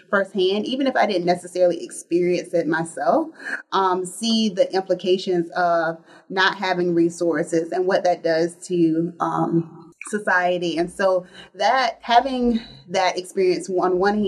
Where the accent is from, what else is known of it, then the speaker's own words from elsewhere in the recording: South Carolina, United States; I am originally from South Carolina.